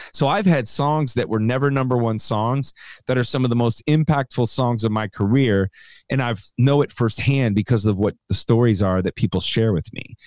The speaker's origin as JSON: {"language": "English", "town": "Chicago", "region": "Illinois", "country": "United States", "tie": "born or raised there", "said": "I grew up in Chicago"}